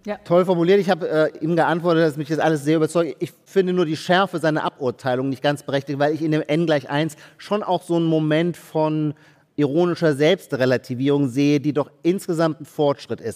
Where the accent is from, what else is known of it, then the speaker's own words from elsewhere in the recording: Baden-Württemberg, Germany; Ich komme auch aus Baden-Württemberg.